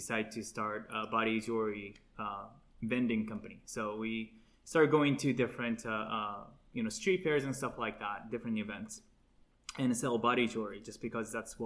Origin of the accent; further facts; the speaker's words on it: Japan; moved away; I was born and raised in Japan, it's part of my culture